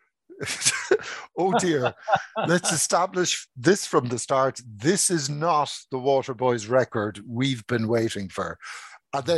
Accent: Ireland; also born or lived in Cork; being Irish

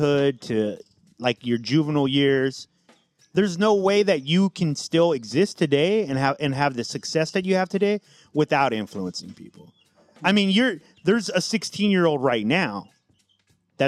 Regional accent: San Diego, California, United States; somebody who didn't grow up in LA. I grew up in San Diego

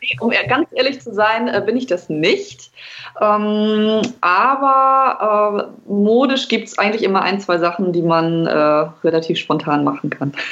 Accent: Hamburg, Germany; ich komme aus Hamburg

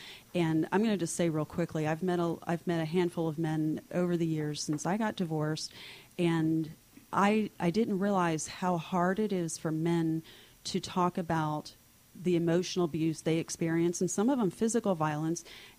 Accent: Miami, Florida, United States; when I was growing up in Miami, I started volunteering at children's hospitals and doing things with kindergarten classes.

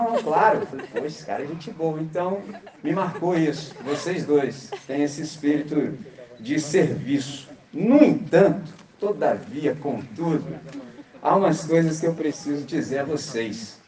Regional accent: Brazil; nós que somos brasileiros

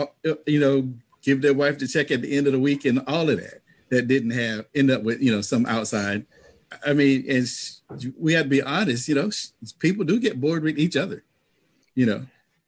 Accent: the South, United States; I'm from the South.

